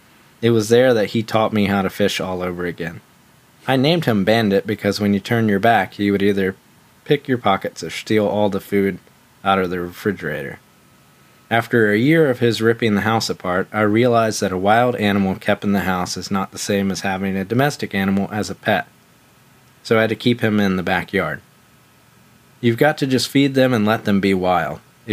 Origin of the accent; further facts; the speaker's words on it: New Hampshire, United States; And kind of backwoods hobby I learned from the 4-H friends I grew up with in New Hampshire.